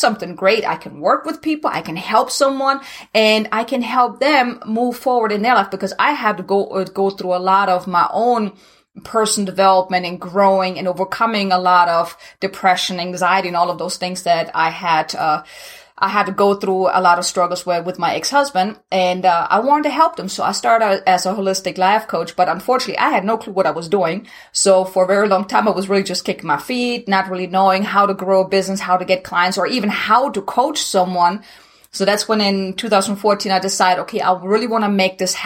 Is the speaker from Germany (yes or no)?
yes; Germany; English is a second language; moved away as an adult; now in United States; originally I'm from Germany, so if anyone is wondering where this accent is coming from, now you know.